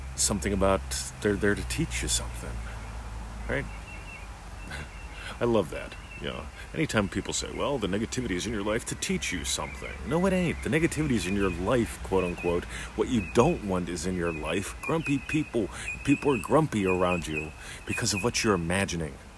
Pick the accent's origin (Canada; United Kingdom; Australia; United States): Australia; also born or lived in Eltham, Victoria; I'm an Australian. I live in the state of Victoria, with Victoria, in a little suburb called Eltham